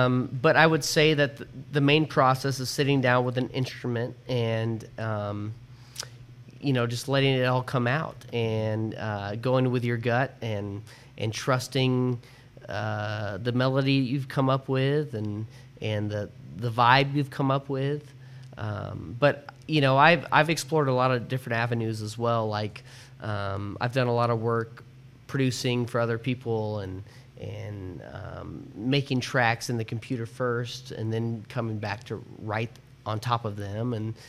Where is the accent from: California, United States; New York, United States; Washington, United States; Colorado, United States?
Colorado, United States; also born or lived in Kansas / Nashville / Seattle; even though I've lived in Nashville, I've lived in Seattle, I grew up in Colorado, I was born in Kansas